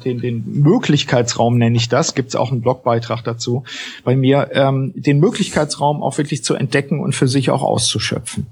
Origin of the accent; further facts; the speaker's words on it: Osnabrück, Lower Saxony, Germany; Ich komme aus Osnabrück, deswegen gilt das Moin hier auch noch.